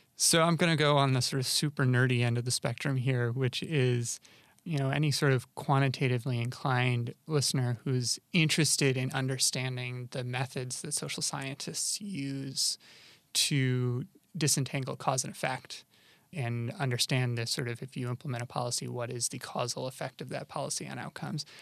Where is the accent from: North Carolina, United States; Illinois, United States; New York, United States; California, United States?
New York, United States; Rochester; I grew up in Rochester, New York, which is in upstate New York